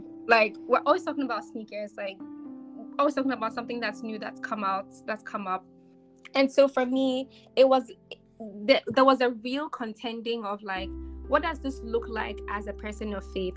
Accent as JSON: {"language": "English", "country": "Ghana", "tie": "born or raised there", "said": "I'm growing up in Ghana."}